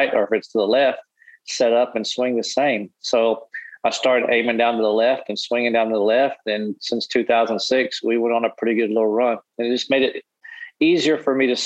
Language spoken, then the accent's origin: English; Arkadelphia, Arkansas, United States; grew up in a small town in Arkansas called Arkadelphia